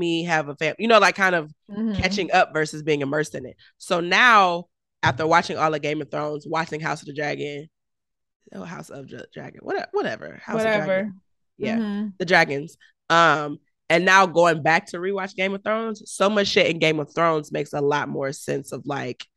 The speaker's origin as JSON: {"language": "English", "town": "Detroit", "region": "Michigan", "country": "United States", "said": "I'm a girl from the east side of Detroit"}